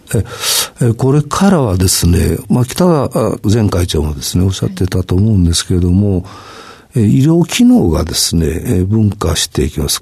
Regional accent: Hiroshima, Japan; 私は広島出身

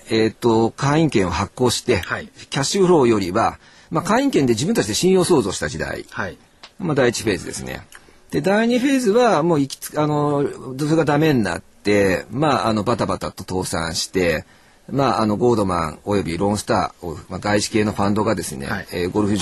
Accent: Tokyo, Japan; 江戸っ子でございますんで

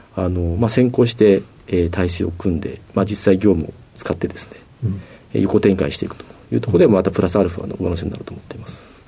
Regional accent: Tokyo, Japan; 東京都の世田谷区の駒沢が出身になります

